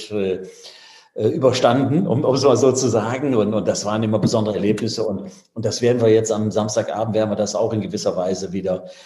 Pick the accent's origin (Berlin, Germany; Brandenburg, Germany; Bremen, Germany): Bremen, Germany; ich bin ja als Bremer, äh, in Anführungszeichen, bin ich eher Richtung Norderney ausgerichtet gewesen.